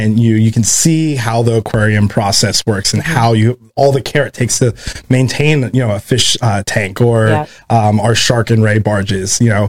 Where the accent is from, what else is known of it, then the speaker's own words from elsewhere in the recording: Virginia, United States; also born or lived in California / Georgia; now in Florida, United States; I'm from Virginia originally.